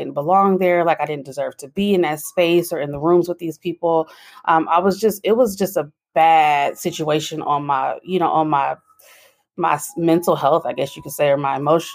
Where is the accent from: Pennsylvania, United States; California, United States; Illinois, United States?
California, United States; San Francisco Bay Area; I'm from the San Francisco Bay Area